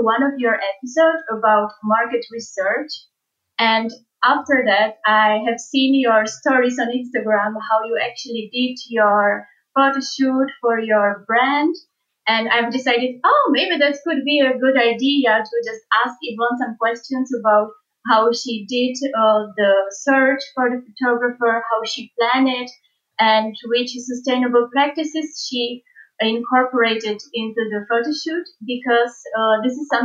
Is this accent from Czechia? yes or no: yes; Czechia; moved away as an adult; now in Lisbon, Portugal; I'm from Czech Republic, and I recently moved to Lisbon